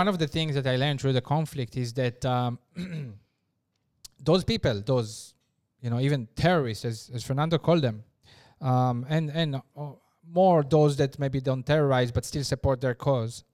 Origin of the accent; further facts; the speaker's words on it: Israel; moved away; I come from Israel